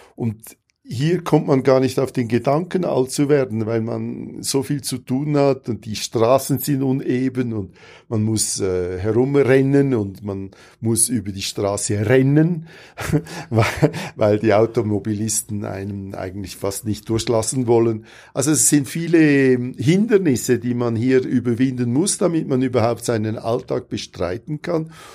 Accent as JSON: {"language": "German", "country": "Switzerland", "moved": "yes", "said": "Wir äh, als Schweizer"}